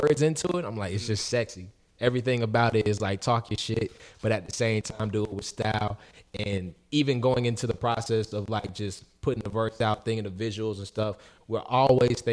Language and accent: English; Radcliff, Kentucky, United States; also born or lived in Brandenburg, Kentucky; just a kid from Radcliffe, because it literally started just being a kid from Radcliffe that loved the music game, you know? And even before that, I was a kid from Brandenburg. I went to Meade County